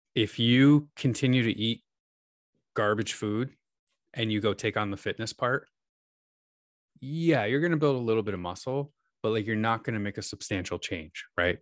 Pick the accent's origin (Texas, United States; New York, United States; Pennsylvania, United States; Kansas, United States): New York, United States; moved away as an adult; now in Seattle, United States; I grew up in New York, but, uh, my wife and I moved to Seattle, uh, geez, t, twelve years ago almost